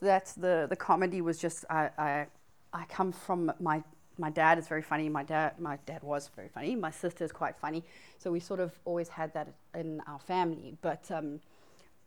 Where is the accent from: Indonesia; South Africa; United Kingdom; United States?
South Africa; Johannesburg, Gauteng; also born or lived in Durban; I came from Johannesburg. I went to high school there, was born there, even though I grew up in Durban